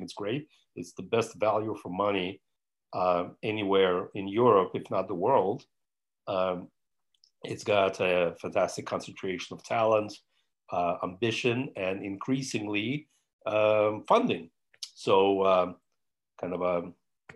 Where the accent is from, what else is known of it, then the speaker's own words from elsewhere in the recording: New York, United States; I'm American from New York. That's where I grew up